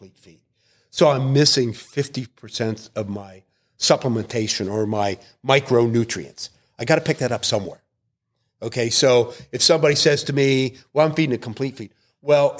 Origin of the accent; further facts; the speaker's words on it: Pennsylvania, United States; I am from Pennsylvania